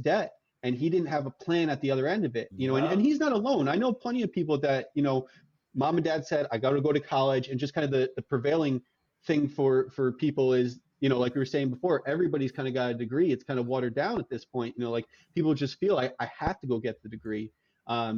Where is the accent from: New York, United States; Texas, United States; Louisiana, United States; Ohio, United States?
New York, United States; I'm from New York, and so going to SUNY Albany for undergrad